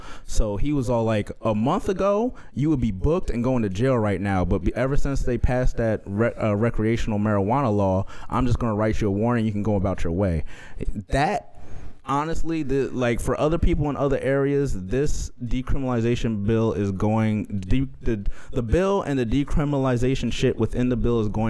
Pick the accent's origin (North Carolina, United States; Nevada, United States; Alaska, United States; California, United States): California, United States; born there; I was born in Cali. I go to Cali all the time to see my family.